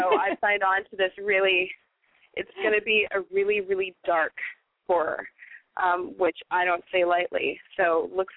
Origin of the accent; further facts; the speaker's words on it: Canada; now in Los Angeles, United States; my home country of Canada